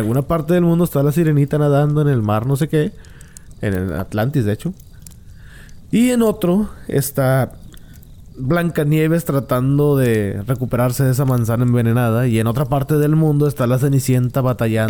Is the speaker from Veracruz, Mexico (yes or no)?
no; Monterrey, Nuevo León, Mexico; yo soy de Monterrey. En Monterrey yo no conozco gente indígena.